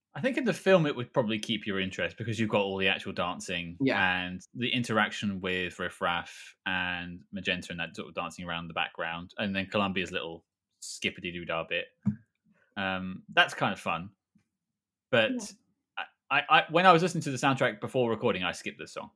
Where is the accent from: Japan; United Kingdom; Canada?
United Kingdom; we're all British.